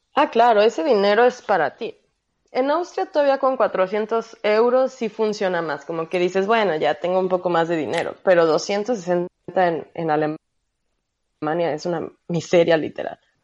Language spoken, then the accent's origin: Spanish; Mexico; moved away as an adult; como mexicana